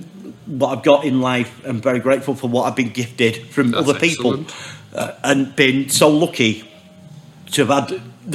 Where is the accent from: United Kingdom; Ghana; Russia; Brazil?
United Kingdom; Oldham, North West England; I grew up in Oldham, mate.